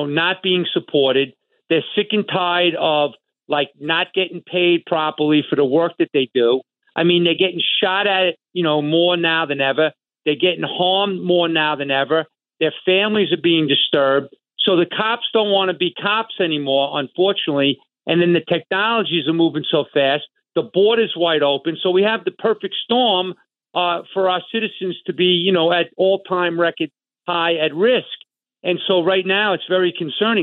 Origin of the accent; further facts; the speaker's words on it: New York, United States; I grew up in New York.